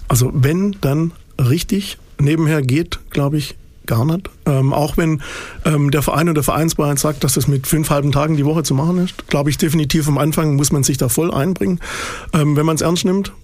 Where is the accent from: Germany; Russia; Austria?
Germany; Waldenbuch, Baden-Württemberg; also born or lived in Nürtingen; in Nürtingen am Neckar geboren, in Waldenbuch zwischen Stuttgart und Tübingen groß geworden